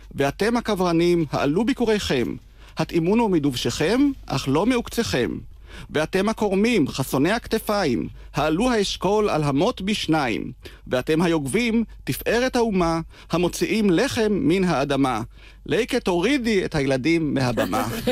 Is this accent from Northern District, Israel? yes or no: yes; Degania, Northern District, Israel; גדלתי בדגניה